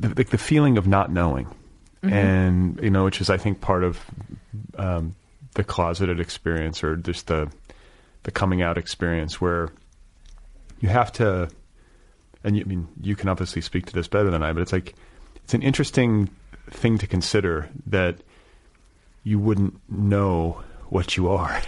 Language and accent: English; Milwaukee, Wisconsin, United States; moved away; also born or lived in Indiana; I'm from Milwaukee